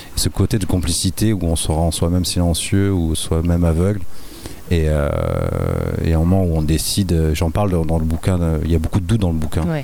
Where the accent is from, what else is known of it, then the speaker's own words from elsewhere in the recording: Nice, Provence-Alpes-Côte d'Azur, France; je suis de l'Ariane je suis du quartier